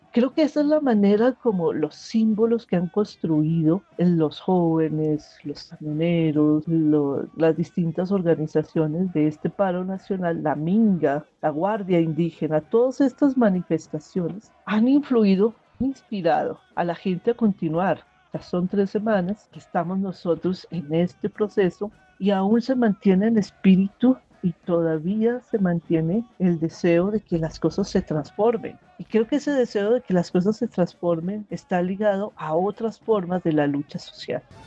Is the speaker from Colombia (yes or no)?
yes; Colombia; Todos somos colombianos todos los que estamos en el paro somos colombianos